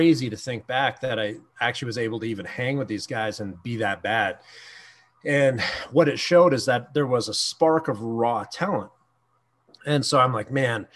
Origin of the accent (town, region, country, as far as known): Canada